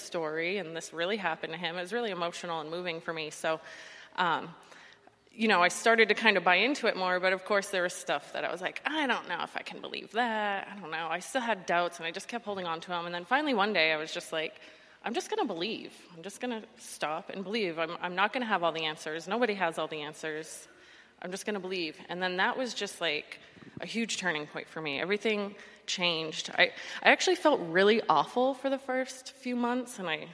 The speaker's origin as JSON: {"language": "English", "region": "the North", "country": "United States", "tie": "born or raised there", "moved": "as an adult", "lives_now": "Florida, United States", "said": "I grew up in the North, and having like a faith background isn't that prevalent up there"}